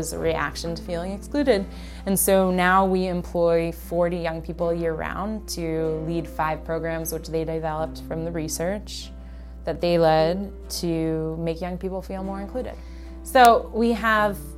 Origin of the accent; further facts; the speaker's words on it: Baltimore, Maryland, United States; I grew up in Charles Village on the 2700 block of St. Paul Street in a big row house